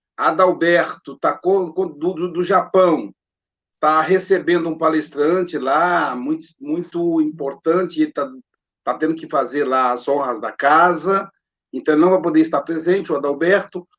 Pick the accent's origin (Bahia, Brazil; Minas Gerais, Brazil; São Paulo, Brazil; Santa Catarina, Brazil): Minas Gerais, Brazil; Muriaé; eu sou de Muriaé